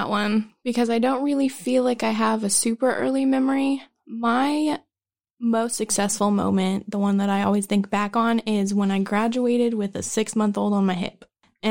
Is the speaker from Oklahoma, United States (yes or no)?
yes; Broken Arrow, Oklahoma, United States; I grew up in Broken Arrow and we moved around a lot.